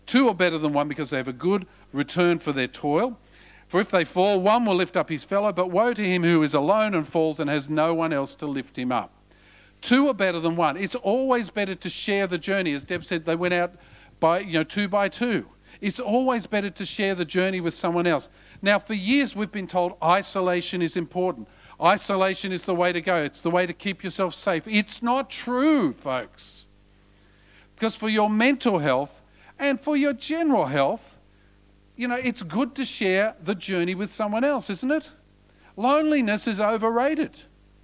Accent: Australia; He said, where are you from? I said, Australia.

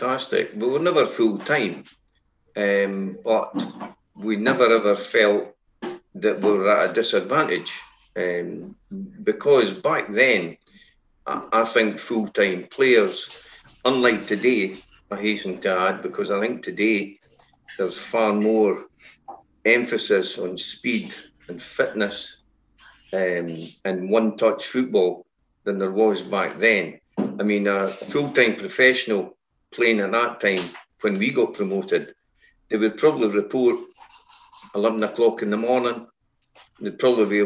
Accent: Inverkeithing, Scotland, United Kingdom; I was born and brought up in Inverkeithing.

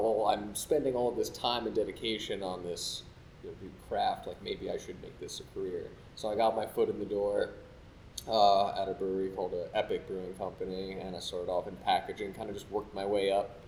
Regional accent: Vermont, United States; moved away as an adult; also born or lived in Denver, Colorado; now in Chattanooga, United States; I'm originally from the East Coast, grew up in Vermont

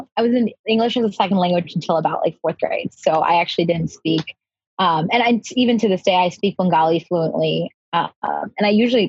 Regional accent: Long Island, New York, United States; also born or lived in Queens, New York / Bangladesh; So I did grow up on Long Island. I moved here when I was in fourth grade, though. So I grew up in Queens, New York prior to that. But I was born in Bangladesh.

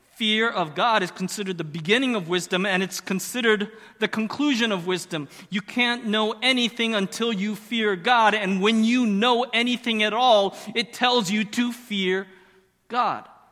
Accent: Arizona, United States; moved away; I grew up in Arizona

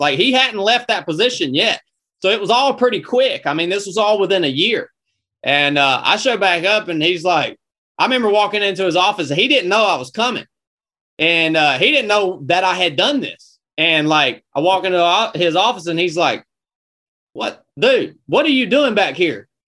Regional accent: North Georgia, United States; I was born and raised in North Georgia

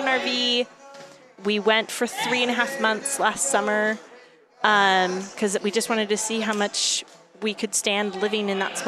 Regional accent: Seattle, Washington, United States; moved away; I'm from Seattle. Okay. Born and raised. Both my husband and I were born and raised in the Seattle area

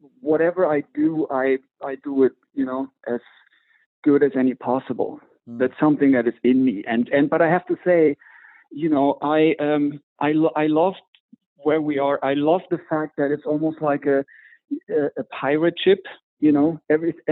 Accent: Düsseldorf, North Rhine-Westphalia, Germany; moved away as an adult; also born or lived in Mallorca; Moved back to my hometown, Düsseldorf

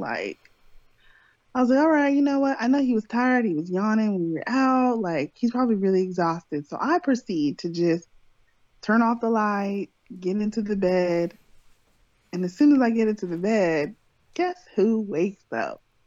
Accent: California, United States; moved away as an adult; I was born and raised in California

